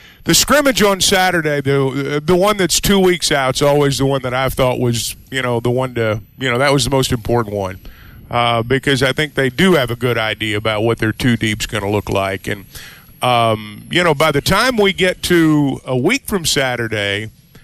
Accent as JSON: {"language": "English", "area": "outside Fayetteville", "region": "Arkansas", "country": "United States", "tie": "born or raised there", "lives_now": "Fayetteville, United States", "said": "I grew up outside Fayetteville and moved here, you know, many, many years ago."}